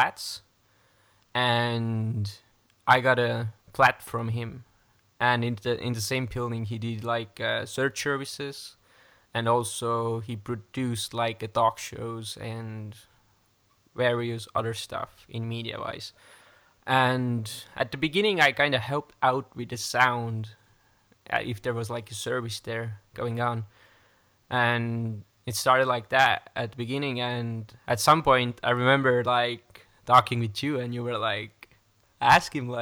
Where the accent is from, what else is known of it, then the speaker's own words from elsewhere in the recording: Estonia; I'm from Estonia and I'm part of Praise Chapel Tallinn